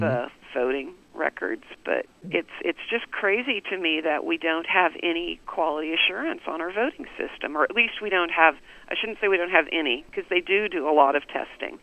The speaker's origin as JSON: {"language": "English", "town": "Wichita", "region": "Kansas", "country": "United States", "tie": "born or raised there"}